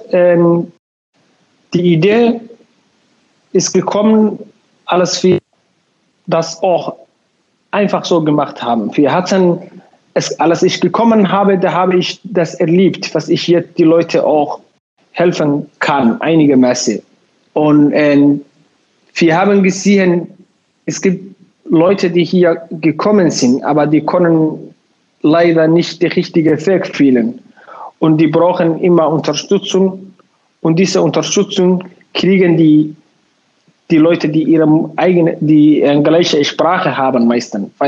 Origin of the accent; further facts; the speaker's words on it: Somalia; German is a second language; now in Bremen, Germany; ich wohne in Bremen, ich komme aus Somalia. Seit fast sieben Jahren bin ich in Bremen, in Deutschland allgemein auch.